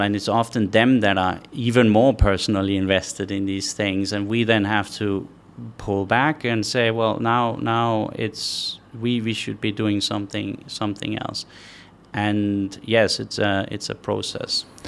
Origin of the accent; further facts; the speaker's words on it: Denmark; now in Qatar; I'm from Denmark originally, uh, five million people